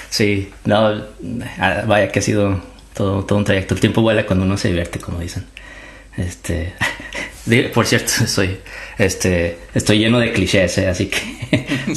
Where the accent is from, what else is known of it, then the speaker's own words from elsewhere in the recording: Torreón, Coahuila, Mexico; yo soy de Torreón, yo soy originalmente de Torreón, de la Perla de la Laguna. Y yo creo que ah, uno de los clichés, desde chiquito yo pensé que iba a ser arquitecto.